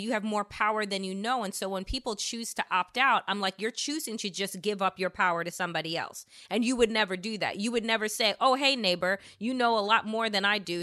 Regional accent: Long Island, New York, United States; also born or lived in Washington, D.C.; now in Brooklyn, United States; I'm originally from Long Island, but before I moved back to New York and moved to Brooklyn, I was living in Washington, D.C. for 15 some odd years

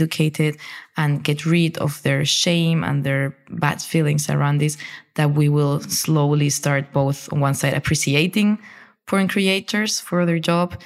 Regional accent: Spain; I come from a very Catholic country. I grew up in Spain

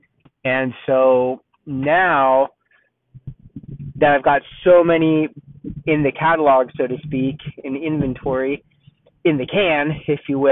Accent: Southern California, United States; moved away as an adult; now in Dallas-Fort Worth, United States; I'm from California, Southern California. I lived in Southern California my whole life, except for a couple of years in Northern California

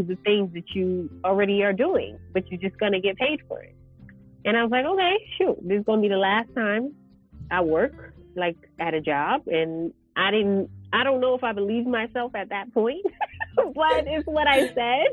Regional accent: New York, United States; moved away as an adult; now in Johannesburg, South Africa; I grew up in New York

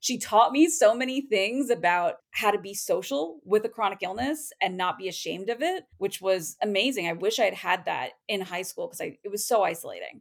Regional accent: Portland, Oregon, United States; I am from the Portland, Oregon metro area.

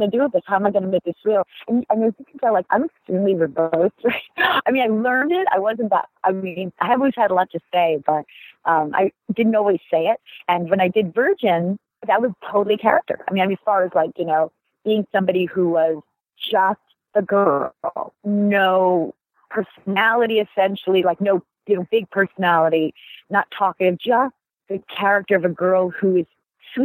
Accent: United States; a person from our country

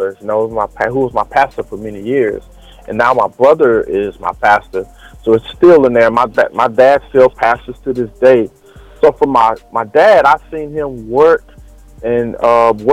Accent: Silsbee, Texas, United States; born and raised in Texas, man, small town Texas called Silsbee, Texas.

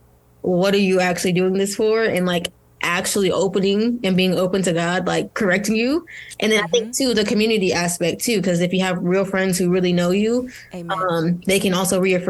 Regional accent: Nigeria; I'm Nigerian

